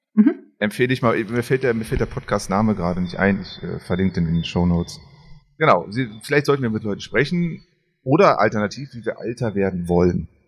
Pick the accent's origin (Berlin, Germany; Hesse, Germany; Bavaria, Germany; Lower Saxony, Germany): Berlin, Germany; als Kind in Berlin